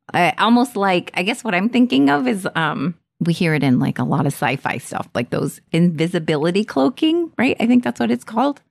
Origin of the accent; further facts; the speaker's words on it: Texas, United States; I'm Texan